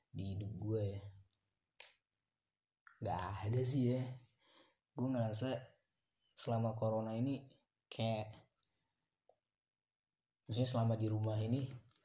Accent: Pangkal Pinang, Bangka Belitung Islands, Indonesia; kalau di kalau di kalau di kota gue di Pangkal Pinang udah bisa sih kayak nongkrong nongkrong

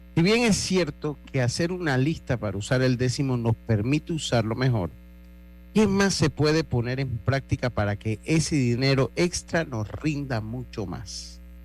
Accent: Panama; nosotros como panameños

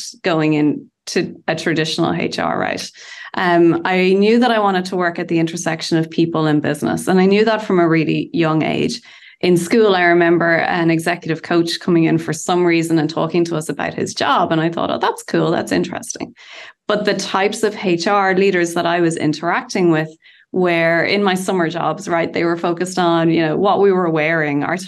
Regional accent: Bray, Leinster, Ireland; in my hometown of Bray in Ireland

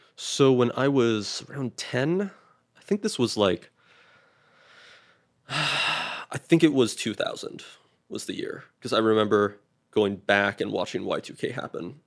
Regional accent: Canada; now in United States; I was Canadian, and then I became Canadian American.

